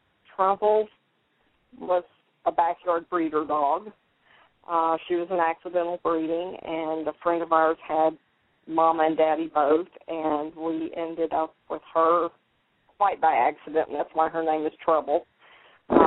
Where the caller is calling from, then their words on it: Orange, Texas, United States; Well, I'm in the beautiful town of Orange, Texas, enjoying